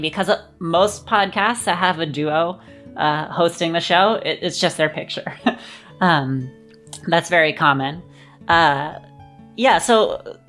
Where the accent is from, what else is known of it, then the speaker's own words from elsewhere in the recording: Los Angeles, California, United States; I grew up in Los Angeles